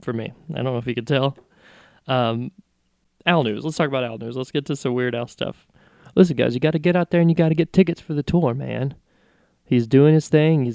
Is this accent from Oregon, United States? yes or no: no; Arkansas, United States; now in Nashville, United States; I'm from Arkansas originally